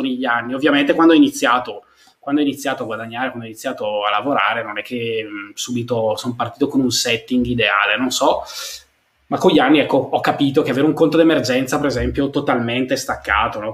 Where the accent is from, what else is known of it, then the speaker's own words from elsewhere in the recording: Brescia, Lombardy, Italy; io comunque vengo da Brescia, quindi dalla provincia